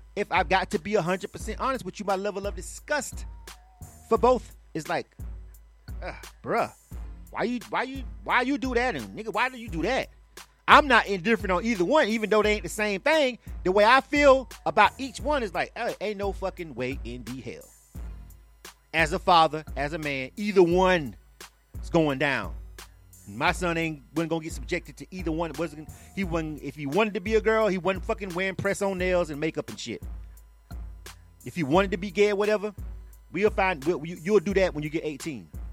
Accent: Florida, United States; I'm from Florida.

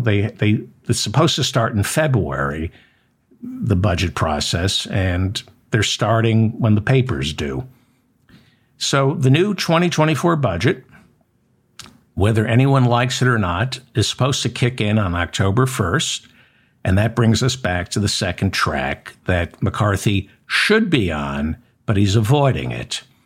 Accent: United States; as an American citizen

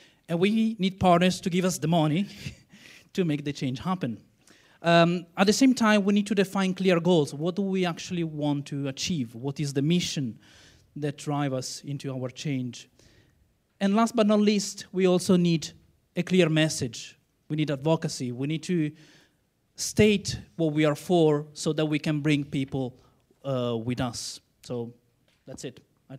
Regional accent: Italy; I'm from Italy.

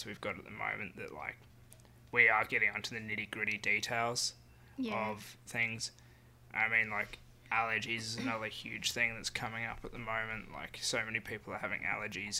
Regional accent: Carnarvon, Western Australia, Australia; now in Perth, Australia; as a kid growing up in Carnarvon.

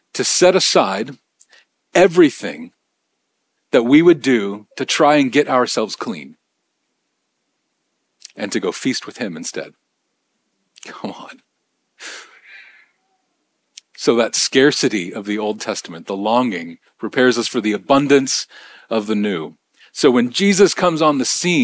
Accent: Bellingham, Washington, United States; now in Nashville, United States; my hometown, I mean, Bellingham

